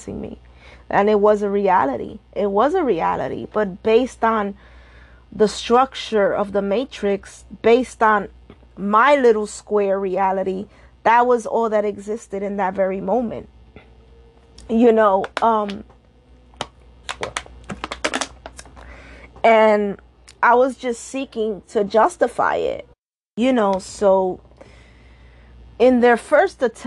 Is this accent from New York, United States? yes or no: yes; New York City, New York, United States; I'm Dominican and Puerto Rican. That's my background. I was born and raised in New York City